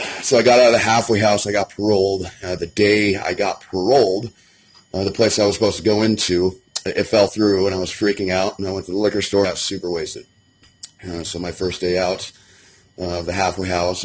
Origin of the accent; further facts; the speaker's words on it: Kittredge, Colorado, United States; Born and raised in Colorado, I grew up near Red Rocks in a town called Kittredge